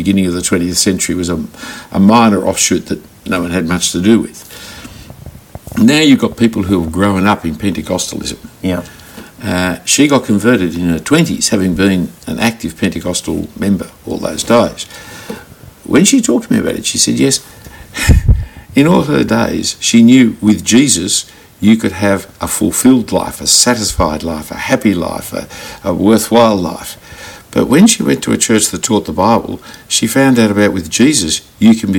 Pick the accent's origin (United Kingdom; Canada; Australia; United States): Australia; being an Australian Christian